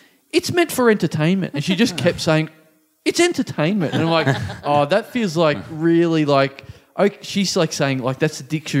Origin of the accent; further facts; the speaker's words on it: Maryborough, Australia; moved away; my hometown of Maryborough